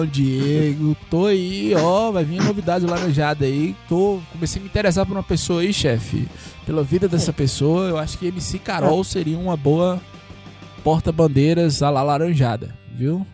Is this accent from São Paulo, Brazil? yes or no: no; Bahia, Brazil; eu sou da Bahia